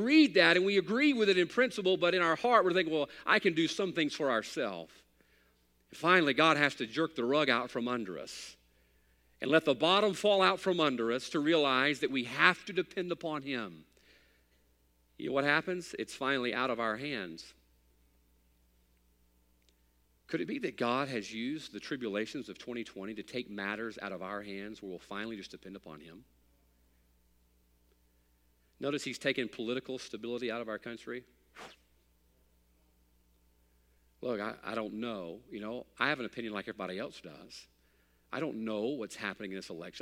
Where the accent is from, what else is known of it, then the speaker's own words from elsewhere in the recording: United States; I'm an American